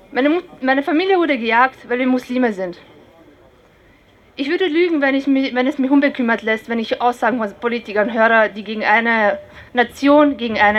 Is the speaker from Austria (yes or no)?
yes; Vienna, Austria; ich habe meine ersten Tage habe ich hier im 10. Bezirk verbracht. Ich bin hier zur Volksschule gegangen, hier in der Quellenstraße. Ich bin dann umgezogen in den 2. Bezirk, habe im 21. gelebt und jetzt lebe ich im 11. Bezirk.